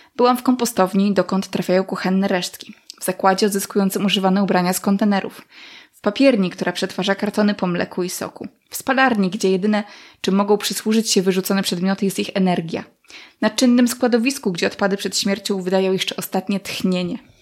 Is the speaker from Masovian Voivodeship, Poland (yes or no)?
no; Podlaskie Voivodeship, Poland; w moich stronach